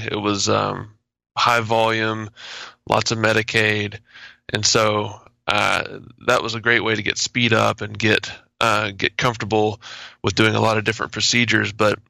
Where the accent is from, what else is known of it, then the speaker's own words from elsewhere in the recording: Cabot, Arkansas, United States; also born or lived in Memphis, Tennessee; I am from the suburb of Little Rock, Arkansas